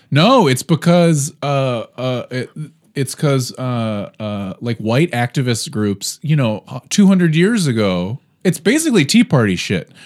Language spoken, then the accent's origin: English; Baltimore, Maryland, United States; also born or lived in Oakland, California; now in Cleveland, United States; I'm from Baltimore